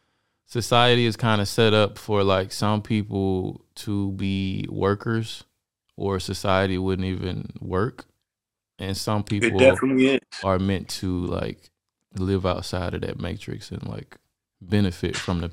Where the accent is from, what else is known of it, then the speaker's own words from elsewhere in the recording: Alabama, United States; moved away as an adult; now in Germany; I'm from Alabama